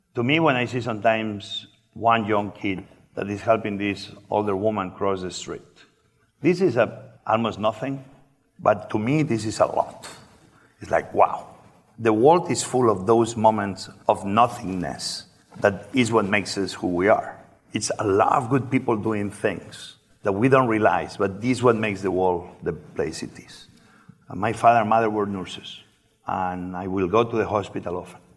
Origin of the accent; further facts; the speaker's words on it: Barcelona, Catalonia, Spain; English is a second language; moved away as an adult; also born or lived in New York / Washington D.C.; now in Washington, D.C., United States; I grew up in Barcelona.